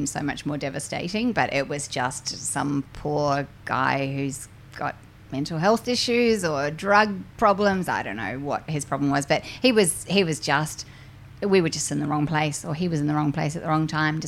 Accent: New Zealand; I'm from New Zealand

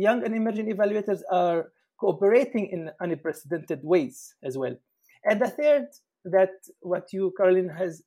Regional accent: Palestine; moved away as an adult; now in Germany; I'm from Palestine, from the Middle East, and currently in Germany.

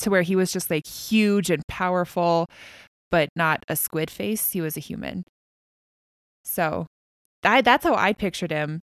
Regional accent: United States; I am an American

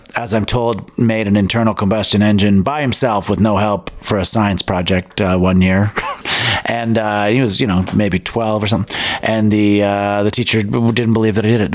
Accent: London, Ontario, Canada; also born or lived in Richmond Hill, Ontario / Thornhill, Ontario; till I was about eight, and then moved to London

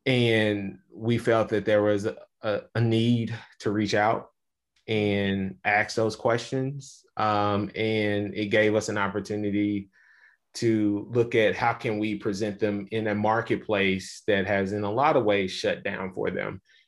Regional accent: Little Rock, Arkansas, United States; I know with me growing up in Little Rock, Arkansas, but spending a lot of time on the farm. I am a farm kid.

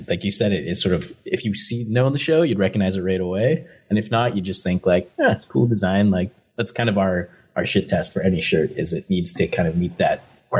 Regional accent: Kingston, Ontario, Canada; now in Toronto, Canada; So I'm actually from Kingston, which is like 3 hours away from Toronto. But we're actually, Sebastian and I grew up together in Kingston and then we both moved to Toronto. Lived together for many years.

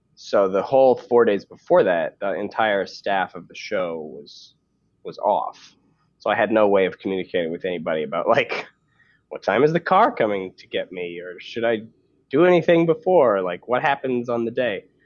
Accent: Canada; moved away as an adult; now in United States; as a Canadian

